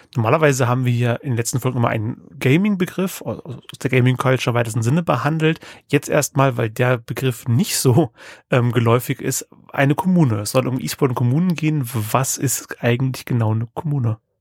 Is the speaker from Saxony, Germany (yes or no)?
no; Bad Hersfeld, Hesse, Germany; Ich bin äh, gebürtig aus der Kreisstadt Bad Hersfeld in Hessen